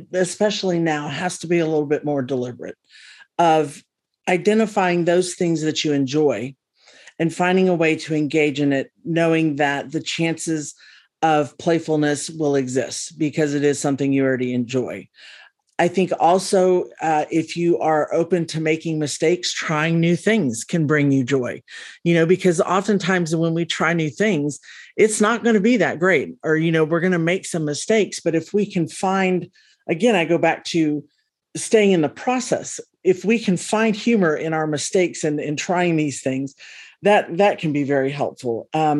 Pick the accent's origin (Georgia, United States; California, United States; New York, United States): California, United States; now in Lexington, United States; And I am originally from California, but been living in Lexington a long, long time.